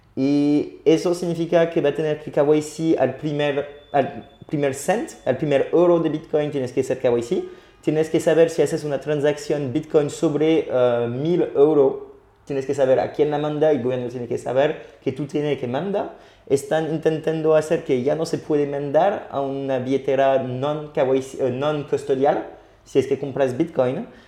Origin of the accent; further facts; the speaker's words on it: France; accent: French; Spanish is a second language; mi acento francés